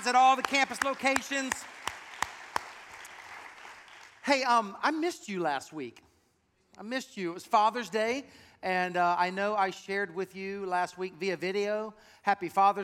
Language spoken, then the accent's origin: English; South Carolina, United States; moved away; I'm from South Carolina, and so I have a heart for that state